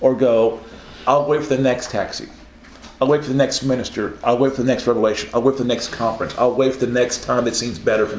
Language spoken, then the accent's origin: English; Oklahoma, United States; I'm from Oklahoma